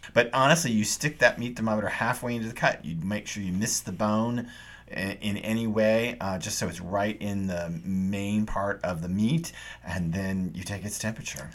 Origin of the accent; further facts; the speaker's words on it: the South, United States; I grew up in the South